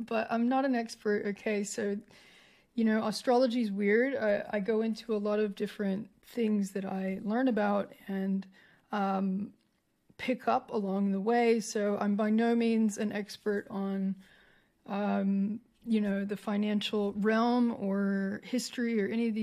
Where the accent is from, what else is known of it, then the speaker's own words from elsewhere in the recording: United States; now in Australia; as an American to be in Australia